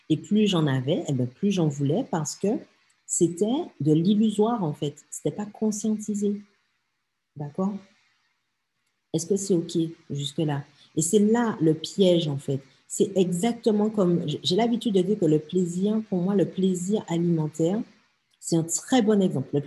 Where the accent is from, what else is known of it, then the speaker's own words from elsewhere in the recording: French Antilles, France; la vie assez monde comme on dit chez nous aux Antilles, ben traduction, euh, ben ouais, la vie, elle n'est pas facile en fait.